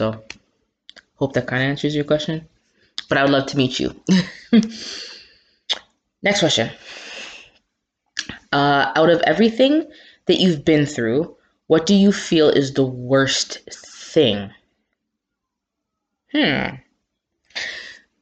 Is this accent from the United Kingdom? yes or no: no; Toronto, Ontario, Canada; also born or lived in Jamaica; my hometown, Toronto